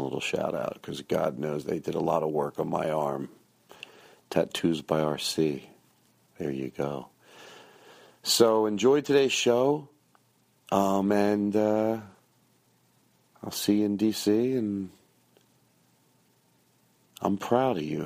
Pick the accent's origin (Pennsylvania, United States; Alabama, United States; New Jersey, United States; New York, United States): Pennsylvania, United States; Philadelphia; moved away; I'm in Philadelphia right now